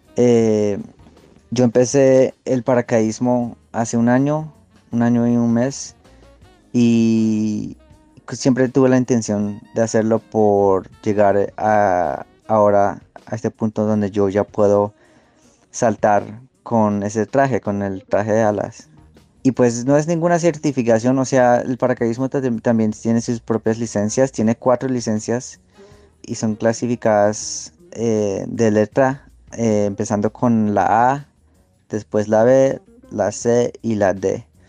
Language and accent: Spanish; Los Angeles, California, United States; moved away as an adult; also born or lived in Texas; yo me crié en Los Ángeles